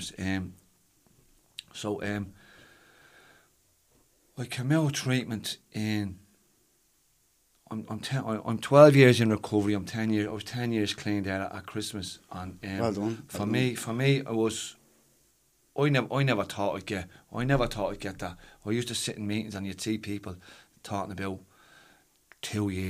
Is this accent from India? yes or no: no; Dublin, Leinster, Ireland; Ballymun is my hometown